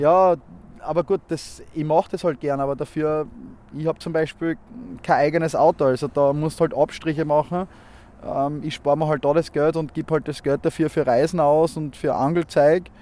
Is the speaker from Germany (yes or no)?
no; Graz, Styria, Austria; aus Graz, bin 30 Jahre alt